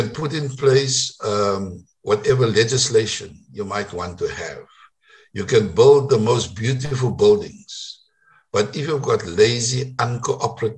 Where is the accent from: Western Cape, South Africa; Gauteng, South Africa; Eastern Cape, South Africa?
Western Cape, South Africa; Paarl; English is a second language; also born or lived in Grahamstown; I come from Paul, you know, I went to school in Afrikaans